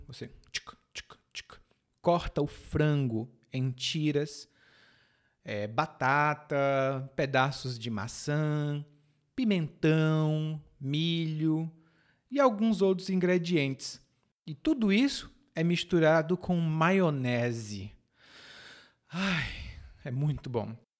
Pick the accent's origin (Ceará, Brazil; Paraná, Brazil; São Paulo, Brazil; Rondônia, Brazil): Ceará, Brazil; lá no Ceará, de onde eu venho